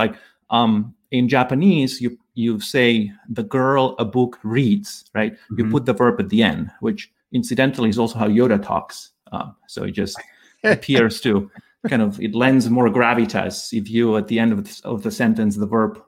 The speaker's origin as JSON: {"language": "English", "town": "Barcelona", "region": "Catalonia", "country": "Spain", "tie": "born or raised there", "moved": "yes", "said": "I grew up in Barcelona, Catalonia, Spain"}